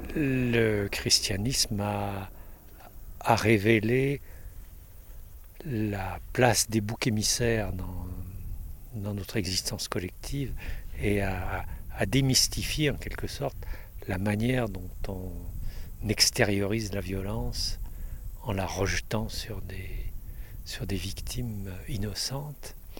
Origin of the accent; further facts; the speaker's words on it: Paris, Île-de-France, France; also born or lived in Monestier-de-Clermont; Je suis parisien, mais je vis la moitié de mon l'année à Monestier